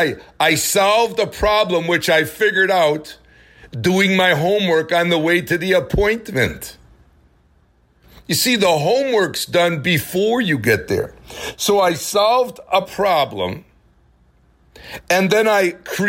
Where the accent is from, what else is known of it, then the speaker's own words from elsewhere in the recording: Milwaukee, Wisconsin, United States; I grew up in Milwaukee, Wisconsin